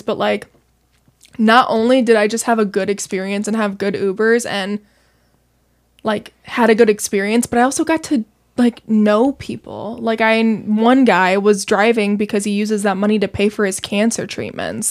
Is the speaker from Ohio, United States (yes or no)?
no; Naperville, Illinois, United States; I grew up in Naperville